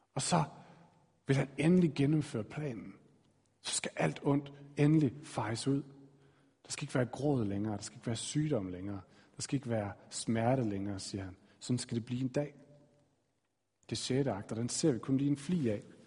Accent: Aarhus, Central Denmark Region, Denmark; Jeg blev født i Aarhus i den her familie.

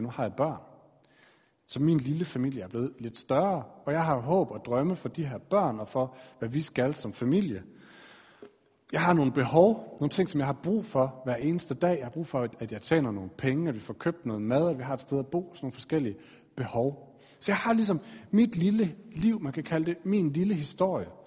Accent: Aarhus, Central Denmark Region, Denmark; Jeg blev født i Aarhus i den her familie.

